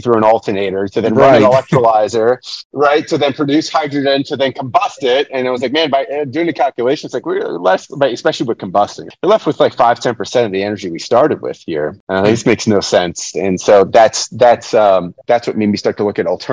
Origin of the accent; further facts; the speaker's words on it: New York City, New York, United States; now in Lancaster, United States; I was born and raised in New York City, found my way to rural Lancaster, Pennsylvania.